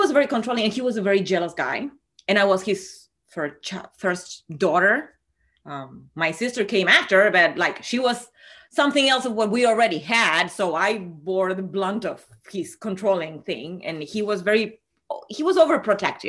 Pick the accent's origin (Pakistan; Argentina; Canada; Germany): Argentina; moved away as an adult; I'm from Argentina. And even though I've been living here for 20 years, most of my full-on crushes were back in Argentina in the times of university and high school.